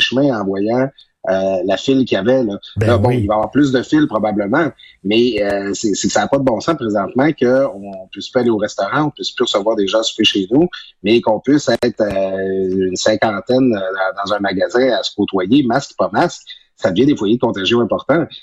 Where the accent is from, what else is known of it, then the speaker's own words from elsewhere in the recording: Quebec, Canada; moved away; ma région natale, du saguenay saint jean